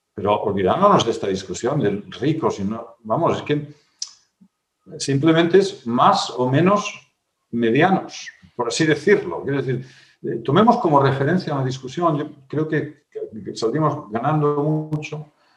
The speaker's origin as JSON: {"language": "Spanish", "region": "Asturias", "country": "Spain", "tie": "born or raised there", "said": "en mi tierra acaban de hacer el, bable oficial, ¿no? no sé qué bable será, no sé si será, el gallego de mi pueblo o el, o somedano"}